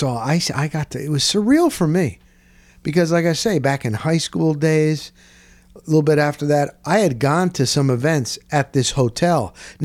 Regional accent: Dover, New Jersey, United States; moved away; I grew up in Morris County, New Jersey, a town, Dover, very blue collar. I bet you it's about 80% Puerto Rican, but it was a great town.

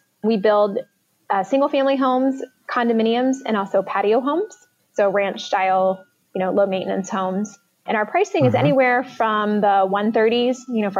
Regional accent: Northern Kentucky, United States; So I grew up here in Northern Kentucky where Fisher was started.

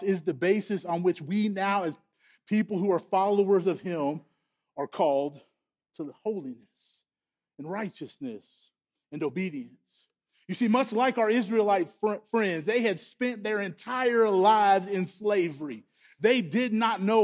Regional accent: United States; as American people

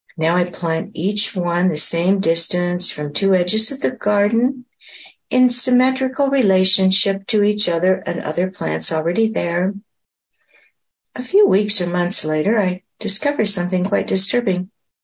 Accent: Pacific Northwest, United States; After all, I came from the Pacific Northwest.

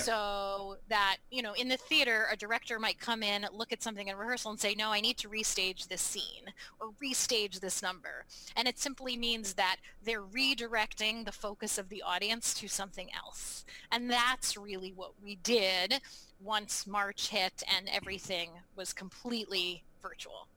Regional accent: Baltimore, Maryland, United States; now in New England, United States; I grew up in Baltimore, Maryland

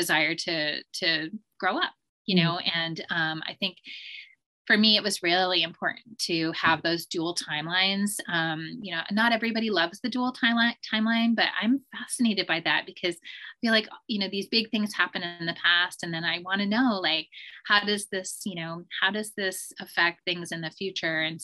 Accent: Vermont, United States; I grew up in Vermont in a really rural area

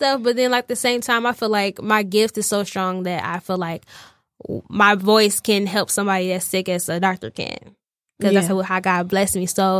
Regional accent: Romulus, Michigan, United States; also born or lived in Detroit; I was born in Detroit, but I was raised in Romulus.

